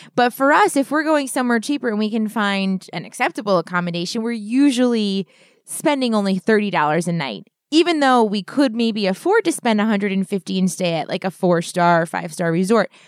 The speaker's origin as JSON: {"language": "English", "region": "New Hampshire", "country": "United States", "tie": "born or raised there", "moved": "yes", "lives_now": "Philadelphia, United States", "said": "I was born in New Hampshire, and a lot of my family still lives there"}